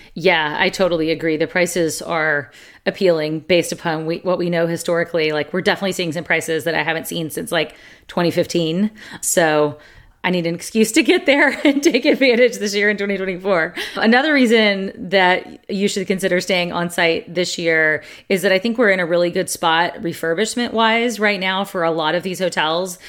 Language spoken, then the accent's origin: English; the South, United States; We're from the South